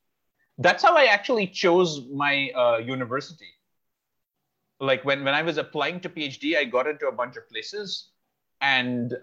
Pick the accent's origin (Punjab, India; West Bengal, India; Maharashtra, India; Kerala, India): West Bengal, India; Kolkata; I'm from Calcutta.